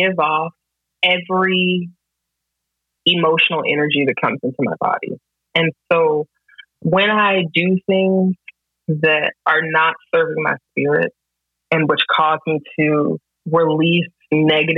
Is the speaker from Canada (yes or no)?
no; Greensboro, North Carolina, United States; I'm from Greensboro